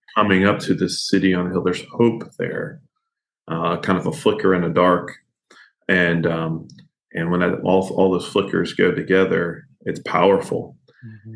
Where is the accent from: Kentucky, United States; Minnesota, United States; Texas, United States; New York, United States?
Kentucky, United States; I grew up here in Kentucky